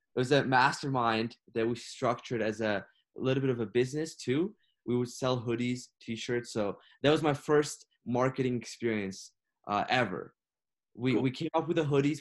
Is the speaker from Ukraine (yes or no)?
yes; Ukraine; now in Canada; I was born and raised in Ukraine. I moved here to Canada seven years ago.